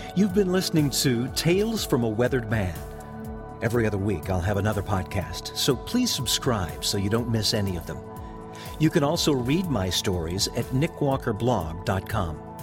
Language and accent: English; Texas, United States; I am a proud Texas native